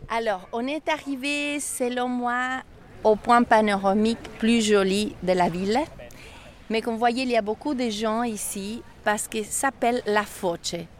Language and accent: French; Ticino, Switzerland; French is a second language